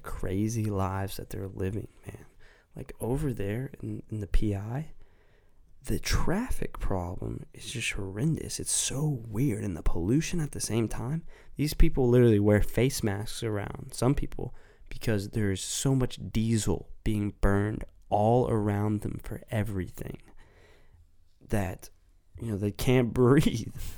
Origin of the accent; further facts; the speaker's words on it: United States; being an American